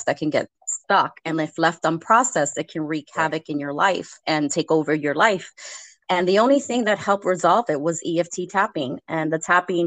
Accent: New York City, New York, United States; I was born in the Lower East Side of New York City.

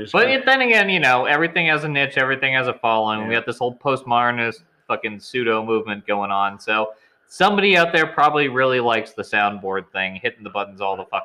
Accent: Needham, Massachusetts, United States; Like, I'm from Needham.

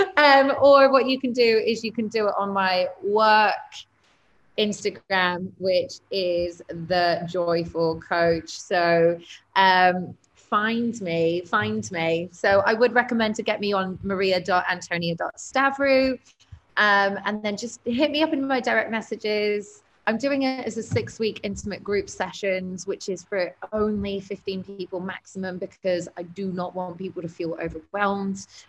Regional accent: Cyprus; I am from Cyprus

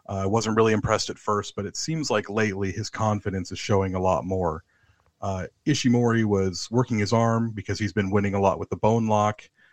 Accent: United States; moved away as an adult; now in London, United Kingdom; I'm an American living in London

